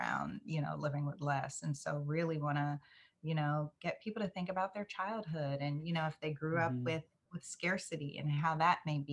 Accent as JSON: {"language": "English", "town": "West Palm Beach", "region": "Florida", "country": "United States", "tie": "born or raised there", "said": "I grew up in West Palm Beach, Florida"}